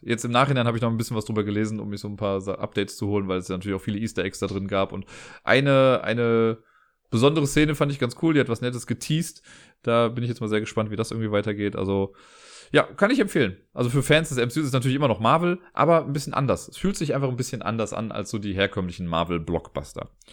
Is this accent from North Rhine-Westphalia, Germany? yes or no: yes; Cologne, North Rhine-Westphalia, Germany; auch wenn ich gebürtiger Kölner bin